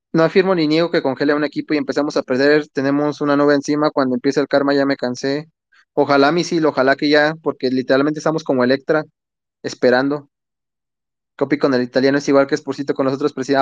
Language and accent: Spanish; Mexico; somos propios mexicanos